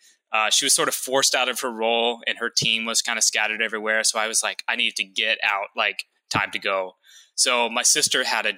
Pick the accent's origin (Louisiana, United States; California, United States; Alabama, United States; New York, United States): Louisiana, United States; born there; I like to say I'm not really from anywhere, because I was born in Louisiana and then moved around a lot.